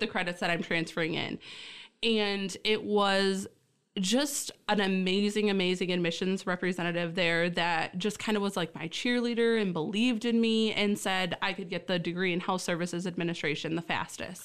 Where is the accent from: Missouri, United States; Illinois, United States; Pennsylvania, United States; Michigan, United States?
Michigan, United States; Essexville; also born or lived in Key Largo, Florida; only lived there a short while and then was born and raised in Essexville, Michigan